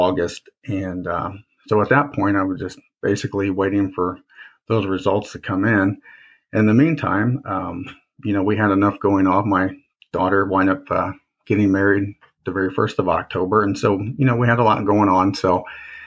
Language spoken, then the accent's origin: English; Indiana, United States; also born or lived in Fort Rucker, Alabama; I grew up in Indiana